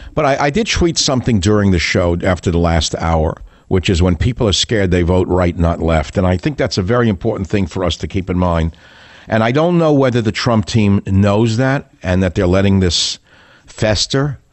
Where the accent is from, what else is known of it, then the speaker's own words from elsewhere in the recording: New York City, New York, United States; I grew up in Queens, New York.